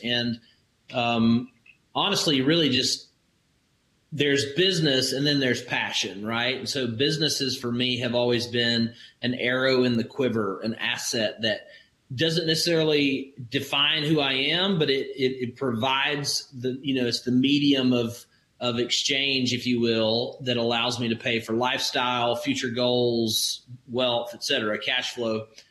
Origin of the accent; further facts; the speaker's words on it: Alabama, United States; I grew up in Alabama in the country where neighbors take care of each other